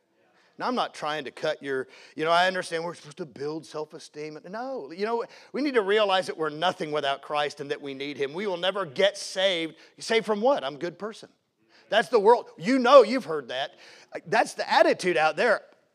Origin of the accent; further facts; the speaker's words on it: Seattle, Washington, United States; born there; Mom and dad grew up in the Northwest. That's where I was born in Seattle.